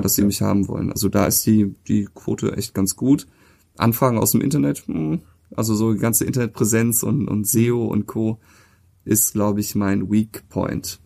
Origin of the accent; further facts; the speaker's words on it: Cologne, North Rhine-Westphalia, Germany; Ich bin ja auch hier in der Gegend groß geworden